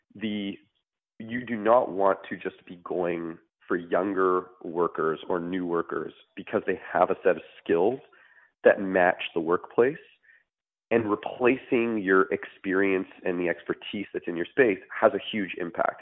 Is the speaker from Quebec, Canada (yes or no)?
yes; Montreal, Quebec, Canada; moved away; I'm originally from Montreal